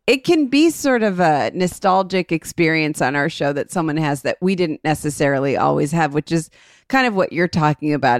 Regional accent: Cleveland, Ohio, United States; We grew up in a suburb of Cleveland

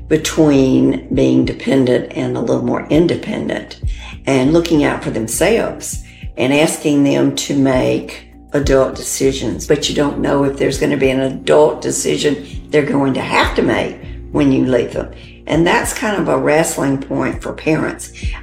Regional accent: the South, United States; We're from the South, so we had grits.

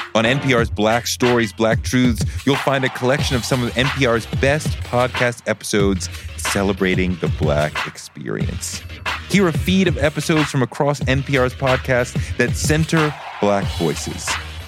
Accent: New York, United States; I mean, Cube getting with the Bomb Squad was important for me as a New Yorker.

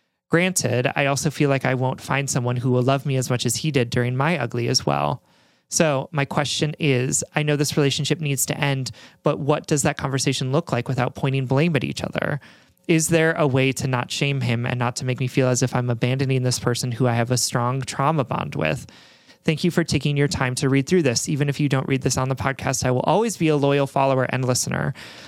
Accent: Salt Lake City, Utah, United States; He's from Brooklyn, New York, and I'm from Salt Lake City, Utah. Strange, I know.

